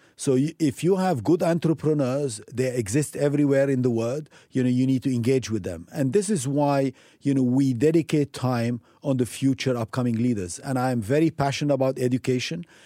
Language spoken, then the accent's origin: English; Lebanon; moved away as an adult; also born or lived in Africa / United States / Europe / Asia; I'm coming from Lebanon, you know, a small country